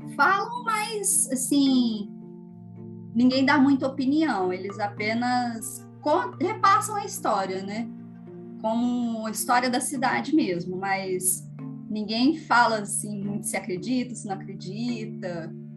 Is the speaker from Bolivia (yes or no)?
no; Varginha, Minas Gerais, Brazil; sou aqui de Varginha